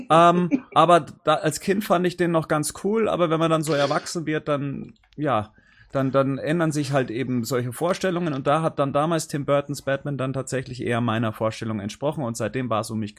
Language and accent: German; Bavaria, Germany; Ich bin äh, 38 Jahre alt. Ich komme aus der Nähe von München.